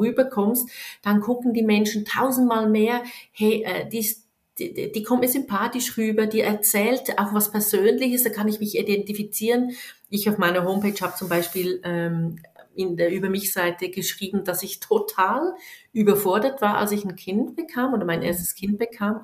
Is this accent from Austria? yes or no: no; Switzerland; bei uns in der Schweiz